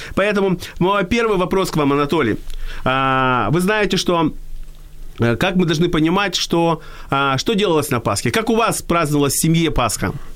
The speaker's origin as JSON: {"language": "Russian", "town": "Odesa", "region": "Odesa Oblast", "country": "Ukraine", "tie": "born or raised there", "said": "когда я родился в Одессе, то в моей семье праздновали э, два еврейских праздника"}